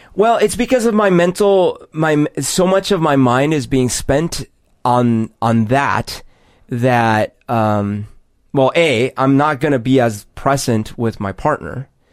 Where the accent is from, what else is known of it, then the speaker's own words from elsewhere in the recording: Colombia; moved away; growing up in Columbia